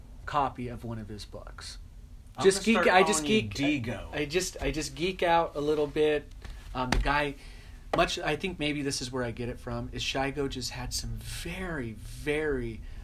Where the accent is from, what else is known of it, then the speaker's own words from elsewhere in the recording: Las Vegas, Nevada, United States; moved away as an adult; also born or lived in Kent, Ohio / San Francisco; now in Pacific Northwest, United States; his name's Rustin. And yes, we are twins. And we grew up in Las Vegas, Nevada together.